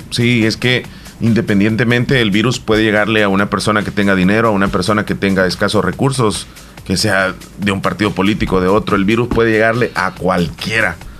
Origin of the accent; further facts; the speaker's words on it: El Salvador; aquí todos somos salvadoreños